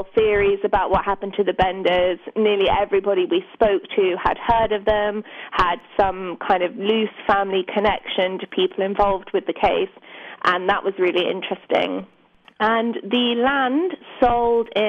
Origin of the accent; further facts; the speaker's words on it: London suburbs, United Kingdom; I grew up in the London suburbs